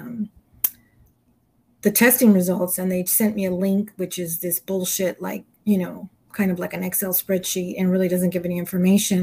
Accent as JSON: {"language": "English", "town": "Los Angeles", "region": "California", "country": "United States", "said": "I'm from Southeast, South Central"}